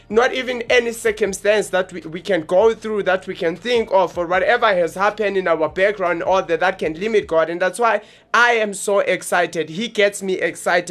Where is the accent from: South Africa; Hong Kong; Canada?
South Africa; Johannesburg, Gauteng; from South Hills, Johannesburg. That's where we're from. We are the guys from Johannesburg, South Africa.